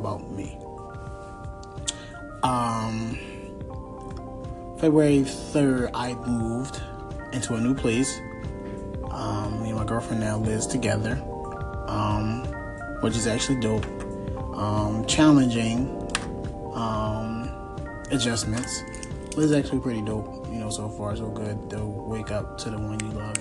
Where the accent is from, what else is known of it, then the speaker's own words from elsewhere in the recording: Philadelphia, Pennsylvania, United States; I'm from Philadelphia